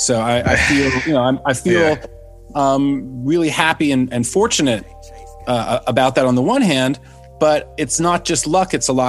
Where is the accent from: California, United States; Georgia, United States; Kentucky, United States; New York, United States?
New York, United States; New York City; I'm one of the only people I know who is native New Yorker, and not only native New Yorker, but a native Manhattanite who was born in Manhattan and grew up in Manhattan and still lives in Manhattan.